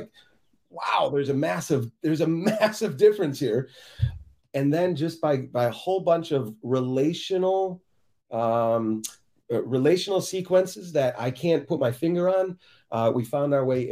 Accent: Chicago, Illinois, United States; moved away as an adult; also born or lived in Kansas City; I'm from Chicagoland

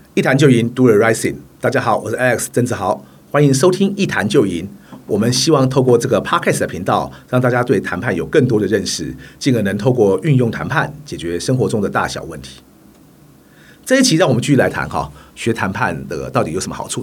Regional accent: Taiwan; 虽然我来自一个职业运动不如欧美发展得那么成熟的台湾

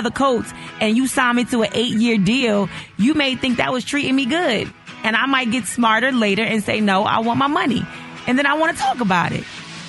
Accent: New York City, New York, United States; I'm from Harlem

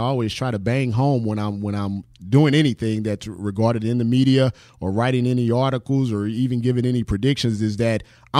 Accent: St. Louis, Missouri, United States; Well, I'm originally from St. Louis, Missouri. I actually still reside there now.

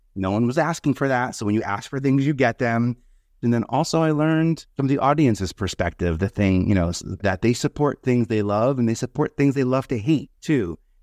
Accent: New York City, New York, United States; now in Brooklyn, United States; I'm originally from Staten Island

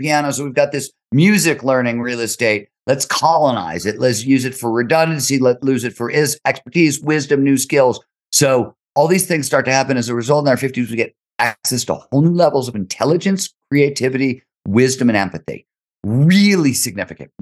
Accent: Ohio, United States; growing up in Ohio

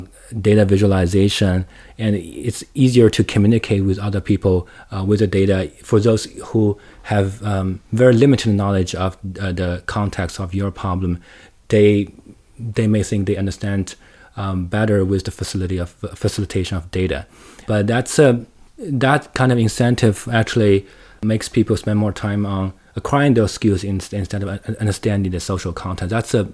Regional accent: Shanghai, China; English is a second language; Like, just speaking of me, I grew up in Shanghai. I spent most of my time in the cities, well, and in university and in schools.

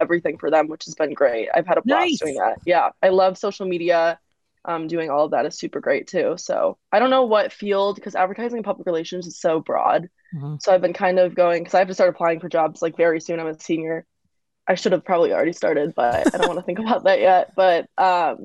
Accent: Chicago, Illinois, United States; moved away as an adult; now in Lincoln, United States; I'm originally from Chicago. I'm a Chicago native, suburbs, like 30 minutes away from the city, closer to Wisconsin.

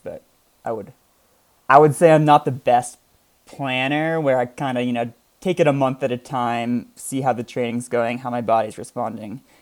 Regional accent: Vermont, United States; also born or lived in New Hampshire; I I grew up in Vermont uh, as a Nordic skier

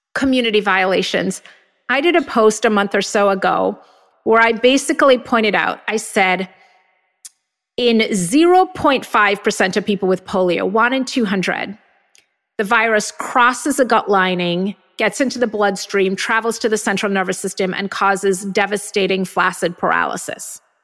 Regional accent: Jamaica; moved away; I grew up in Jamaica where everybody had measles and mumps and chicken pox

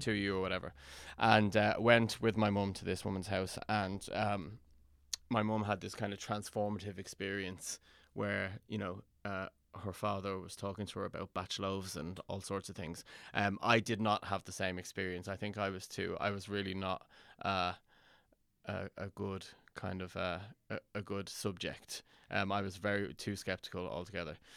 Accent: Dublin, Leinster, Ireland; also born or lived in London; I was born in London and my, I, my parents moved home, my parents are Irish and they moved home to, um, Dublin when I was ten

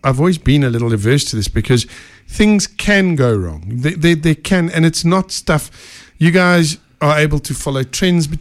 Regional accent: South Africa; I am South African through and through. I have no plans of leaving. I love this country.

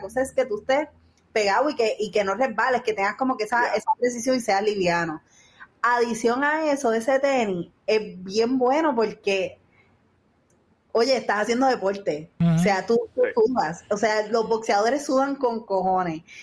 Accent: Puerto Rico

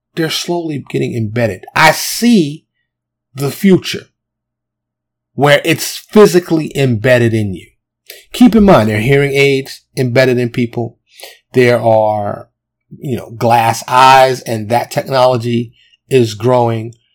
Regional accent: New York City, New York, United States; moved away as an adult; now in Texas, United States; growing up in New York City

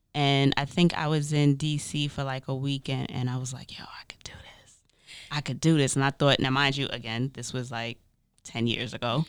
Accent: New York, United States; as a New Yorker

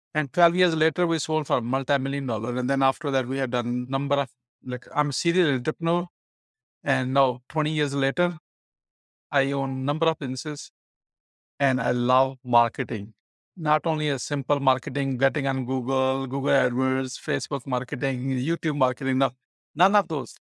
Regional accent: Pakistan; now in United States; I'm an immigrant from Pakistan. In nineteen ninety-six, when I came

